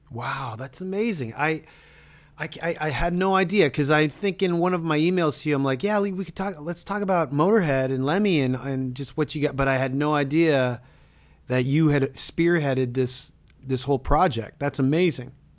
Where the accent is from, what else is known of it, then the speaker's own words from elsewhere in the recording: Toronto, Ontario, Canada; I'm from Toronto.